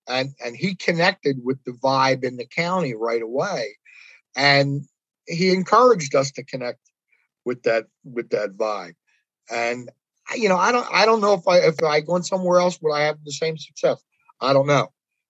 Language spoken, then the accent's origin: English; Pennsylvania, United States; but people in Delco, it's, you know, I'm from Delco, and they take great pride in that.